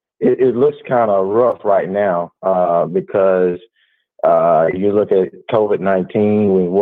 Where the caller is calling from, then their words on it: Alabama, United States; from Alabama, man.